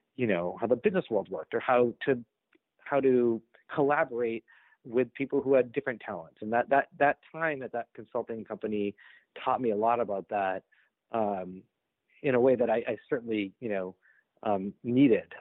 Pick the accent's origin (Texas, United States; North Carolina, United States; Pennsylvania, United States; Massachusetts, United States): Massachusetts, United States; Boston; I'm from Boston